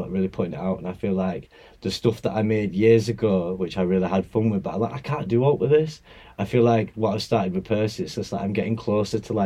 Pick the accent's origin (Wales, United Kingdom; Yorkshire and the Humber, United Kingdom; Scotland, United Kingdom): Yorkshire and the Humber, United Kingdom; Bradford; I'm from Bradford. I was around like bassline and grime growing up